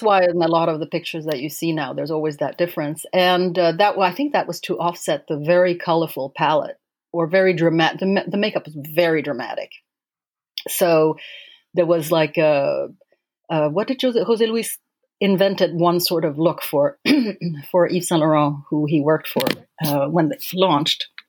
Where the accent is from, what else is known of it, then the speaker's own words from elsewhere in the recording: Sweden; moved away as an adult; also born or lived in Paris, France; I grew up in in Sweden um, and moved to Paris to work with him eventually